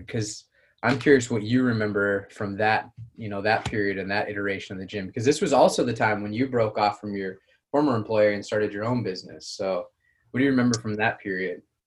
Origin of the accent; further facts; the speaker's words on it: Colorado, United States; moved away; originally, I'm from from Colorado